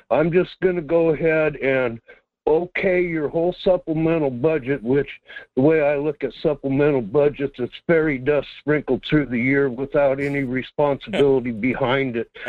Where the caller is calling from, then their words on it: Quinhagak, Alaska, United States; here in Quinhagak.